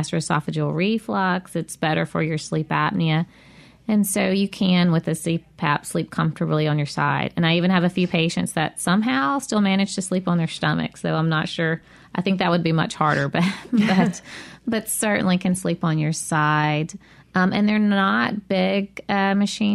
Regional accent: near Eupora, Mississippi, United States; It's close to my hometown.

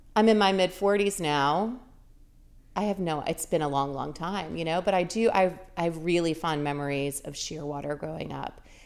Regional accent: New Orleans, Louisiana, United States; now in Bay St. Louis, United States; I grew up in New Orleans

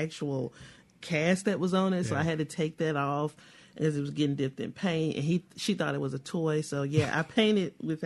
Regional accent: Kilmichael, Mississippi, United States; I'm from a small town. I'm from Kilmichael, Mississippi.

